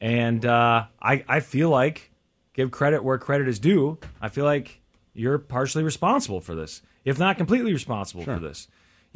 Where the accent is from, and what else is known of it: Kansas City, United States; born or raised there